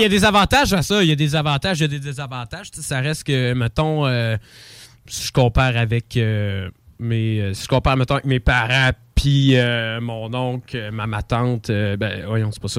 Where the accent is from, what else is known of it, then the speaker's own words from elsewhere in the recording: Lévis, Quebec, Canada; J'habite à Lévis euh, depuis que je suis petit. je suis né à Lévis.